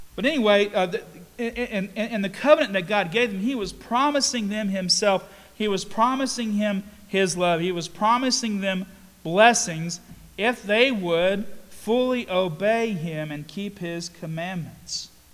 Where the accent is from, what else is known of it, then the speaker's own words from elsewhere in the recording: Statesville, North Carolina, United States; I grew up in Mount Sinai Church in Statesville